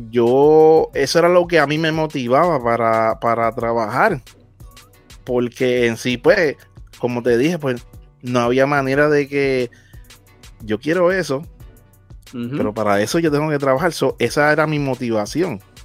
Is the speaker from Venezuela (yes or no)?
no; Naguabo, Puerto Rico; donde yo soy de Naguabo